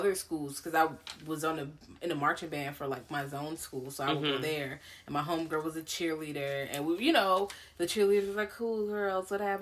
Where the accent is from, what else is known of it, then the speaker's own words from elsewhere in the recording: Richmond, Virginia, United States; I went to a smaller school, and I'm from Richmond. Like, Richmond is pretty black